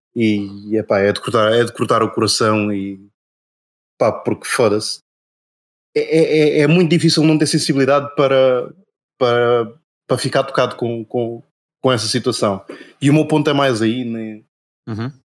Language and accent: Portuguese; Portugal; also born or lived in Angola; eu vim muito cedo, aliás, eu fui muito cedo para Portugal